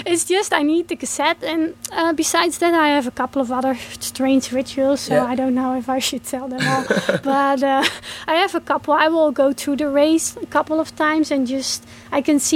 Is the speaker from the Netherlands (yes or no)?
yes; Netherlands; my home country in the Netherlands.